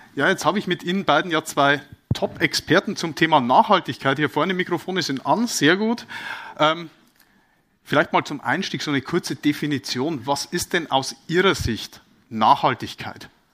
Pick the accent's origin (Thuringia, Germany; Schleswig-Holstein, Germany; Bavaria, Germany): Bavaria, Germany; bin ja aus Bayern